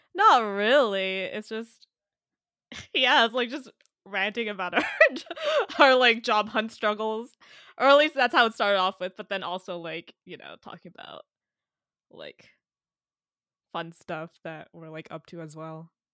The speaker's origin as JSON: {"language": "English", "town": "San Jose", "region": "California", "country": "United States", "tie": "born or raised there", "moved": "yes", "lives_now": "New York, United States", "said": "I'm from San Jose, California, in the Bay Area"}